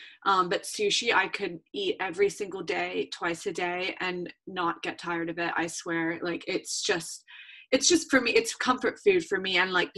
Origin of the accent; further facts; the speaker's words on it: Hong Kong; moved away; also born or lived in United States; I grew up in Asia as well, in Hong Kong